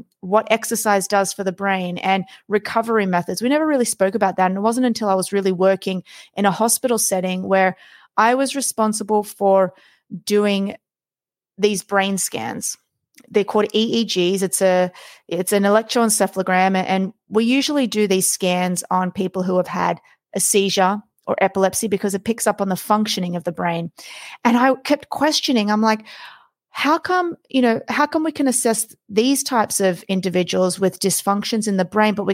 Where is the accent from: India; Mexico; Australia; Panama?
Australia; I was born and raised in Australia